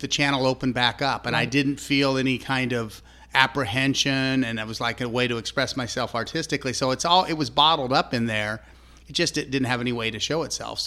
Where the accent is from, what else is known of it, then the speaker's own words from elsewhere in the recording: Kansas City, Kansas, United States; I was from the civilized part of Kansas, Kansas City, Johnson County